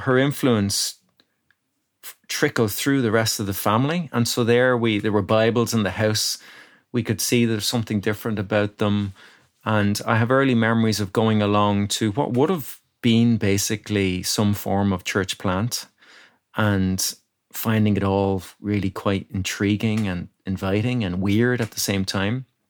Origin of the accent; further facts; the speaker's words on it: Ratoath, Leinster, Ireland; now in Dublin, Ireland; I grew up in County Meath